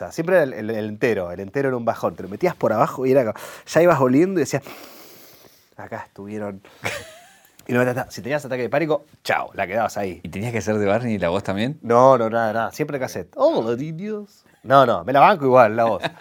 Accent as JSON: {"language": "Spanish", "town": "Rosario", "region": "Santa Fe", "country": "Argentina", "said": "Y yo ahí como, para esto me vine de Rosario."}